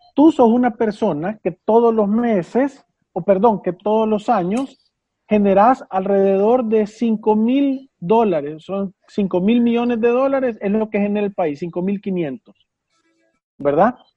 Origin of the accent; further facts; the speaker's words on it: El Salvador; nosotros como salvadoreños